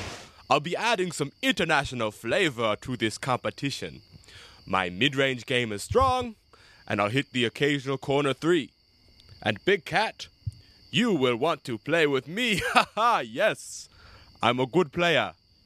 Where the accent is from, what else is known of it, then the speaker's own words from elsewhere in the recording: Bellevue, Illinois, United States; from Bellevue, Illinois.